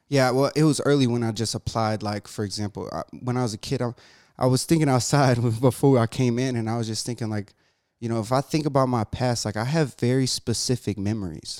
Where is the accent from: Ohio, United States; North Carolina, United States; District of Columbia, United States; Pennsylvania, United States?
North Carolina, United States; Jacksonville; moved away; also born or lived in Massachusetts; I grew up in Branchwood